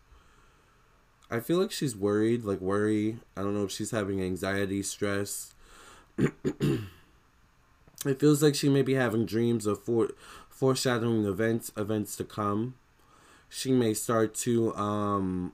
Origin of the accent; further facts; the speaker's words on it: United States; I'm American